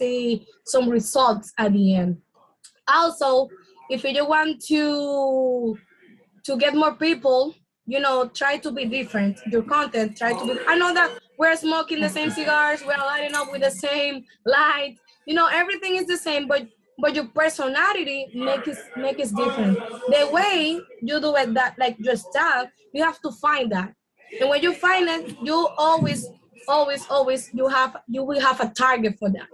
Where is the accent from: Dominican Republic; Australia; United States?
Dominican Republic; accent: Dominican; English is a second language; I got my accent, my Dominican accent